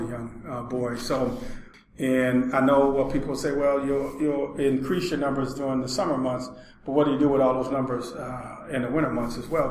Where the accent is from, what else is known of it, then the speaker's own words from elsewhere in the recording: Milwaukee, Wisconsin, United States; I was born here in the Hillside Housing Project